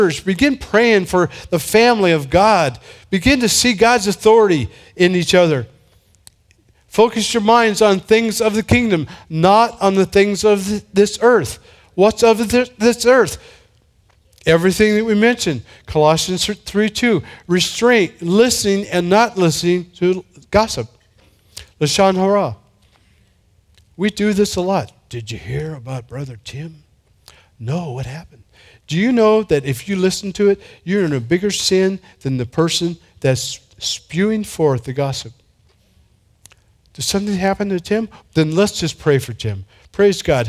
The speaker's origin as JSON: {"language": "English", "town": "San Diego", "region": "California", "country": "United States", "said": "I'm from San Diego."}